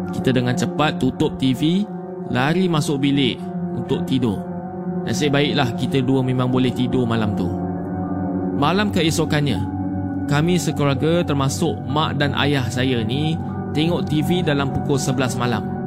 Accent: Muar, Johor, Malaysia; Saya berasal di Muar, Johor

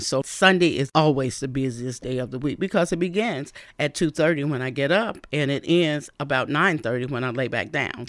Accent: Bessemer, Alabama, United States; also born or lived in Birmingham, Alabama; now in Fort Wayne, United States; I'm from the South, from Birmingham, Alabama, where really my city is Bessemer, Alabama, and we had gospel music twenty-four seven

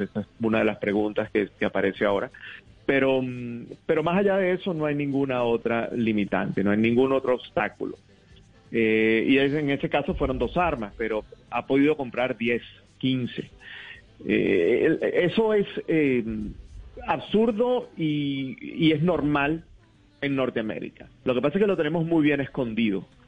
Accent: Venezuela; now in United States; yo soy venezolano

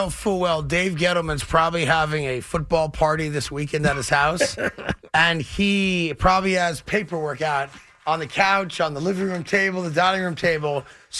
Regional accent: New York, United States; as a New Yorker

